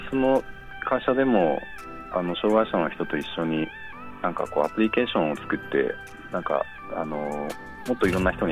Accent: Hokkaido, Japan; moved away; 地元北海道のあのちょっと地方の方で、

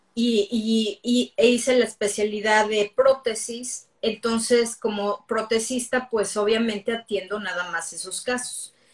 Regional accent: Mexico City, Mexico; moved away as an adult; now in United States; soy de la Ciudad de México

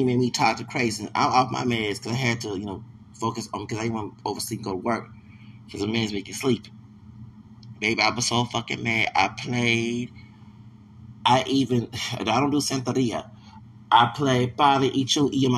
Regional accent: Texas, United States; moved away; also born or lived in Louisiana / Alabama / Maricopa County, Arizona; I'm a Texan

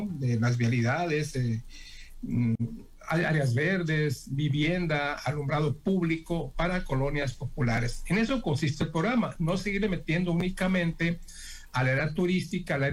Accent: Culiacán, Sinaloa, Mexico; Es un orgullo para todos ser de, ser de Sinaloa y ser de Mazatán

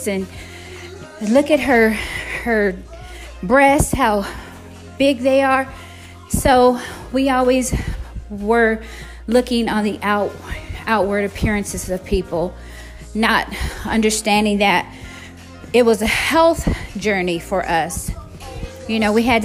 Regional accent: San Diego, California, United States; I grew up in San Diego, California

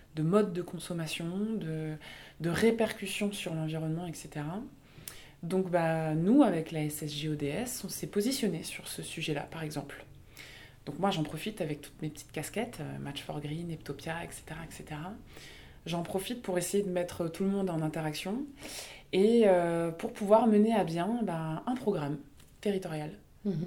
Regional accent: the East, eastern France, France; d'avoir grandi dans un, dans un territoire très rural, alors je suis originaire de l'Est

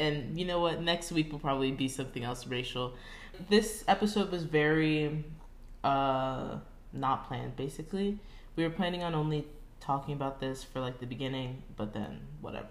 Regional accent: Florida, United States; I'm American

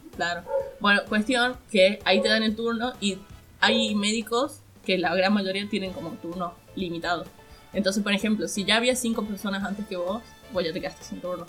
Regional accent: Catamarca, Argentina

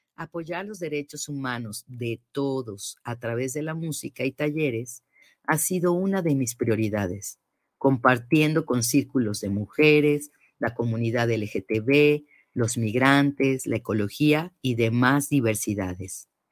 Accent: Mexico City, Mexico; nací en la Ciudad de México, pero mis raíces conectan con los estados de Guanajuato, Guanajuato y Morelia, Michoacán

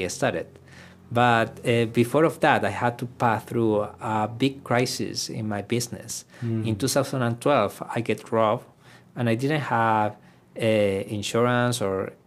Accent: Iquique, Tarapacá, Chile; first language Spanish; English is a second language; moved away as an adult; Iquique, my hometown, is not a big city

